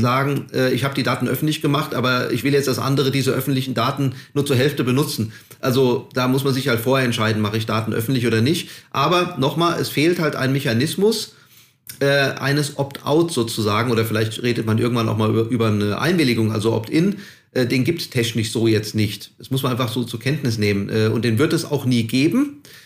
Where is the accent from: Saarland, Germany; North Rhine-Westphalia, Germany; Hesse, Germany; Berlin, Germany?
Hesse, Germany; ich komme ja aus Hessen